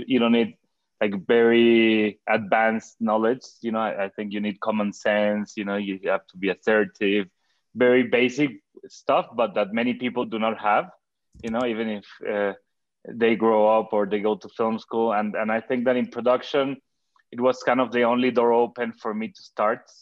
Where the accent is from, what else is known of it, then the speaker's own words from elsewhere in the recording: Cuernavaca, Morelos, Mexico; in Cuernavaca, where I grew up in Mexico